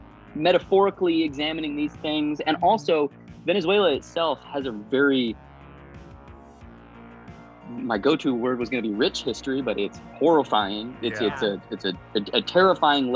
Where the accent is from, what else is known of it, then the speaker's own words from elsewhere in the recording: Arizona, United States; now in Los Angeles, United States; I'm originally from Arizona